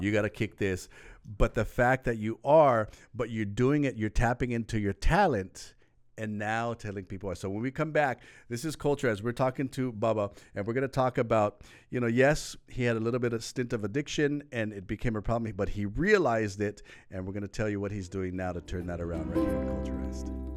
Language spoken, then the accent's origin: English; Lanai, Hawaii, United States; now in Oahu, United States; I was from Lanai